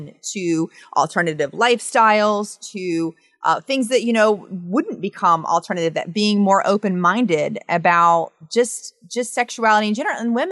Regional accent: the South, United States; I'm from the South

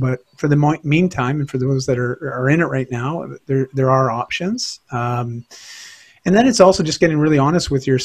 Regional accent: Canada; here in Canada

